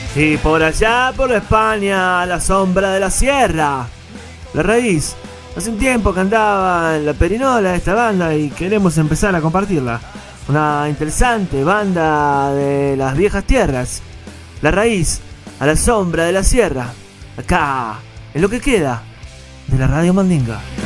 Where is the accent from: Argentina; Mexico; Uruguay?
Uruguay; Montevideo; de la Montevideo, de mi tierra, del Uruguay